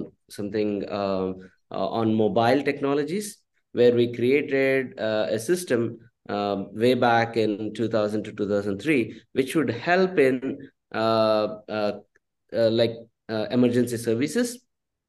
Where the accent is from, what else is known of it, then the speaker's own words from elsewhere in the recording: Andhra Pradesh, India; moved away as an adult; also born or lived in Tumkur, Karnataka; my upbringing has been in Andhra Pradesh.